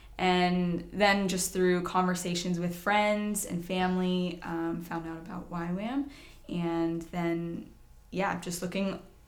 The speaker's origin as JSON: {"language": "English", "area": "Lebanon County", "region": "Pennsylvania", "country": "United States", "tie": "born or raised there", "moved": "yes", "lives_now": "Perth, Australia", "said": "I grew up in this area."}